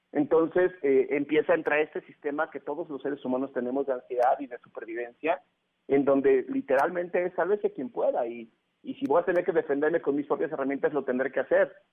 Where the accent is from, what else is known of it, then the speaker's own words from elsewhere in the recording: Mexico; somos los mexicanos